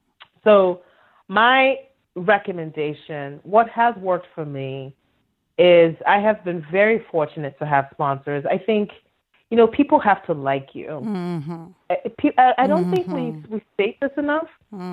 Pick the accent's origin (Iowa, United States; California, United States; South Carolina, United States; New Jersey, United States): Iowa, United States; So when we were younger, I grew up in Iowa, okay?